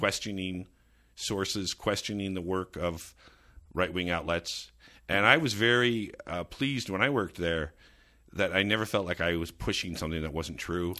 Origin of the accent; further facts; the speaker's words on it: suburban New Jersey, United States; growing up in suburban New Jersey